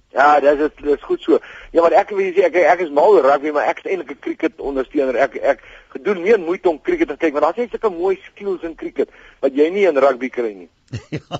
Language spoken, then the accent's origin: Afrikaans; Bloemfontein, Free State, South Africa; now in Pretoria, South Africa; Ek kom daar van Bloemfontein af.